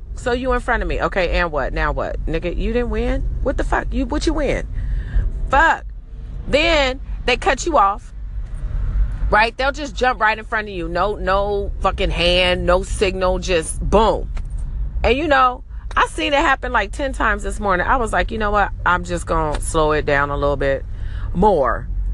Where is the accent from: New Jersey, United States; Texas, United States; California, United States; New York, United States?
California, United States; Los Angeles; I'm from Cali. I'm from LA.